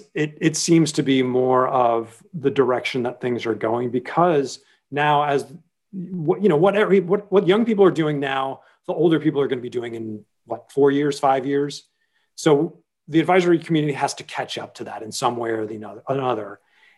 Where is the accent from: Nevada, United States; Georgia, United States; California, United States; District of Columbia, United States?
District of Columbia, United States; Washington; moved away as an adult; now in New York, United States; my hometown is Washington, D.C., though I lived in New York for 25 years now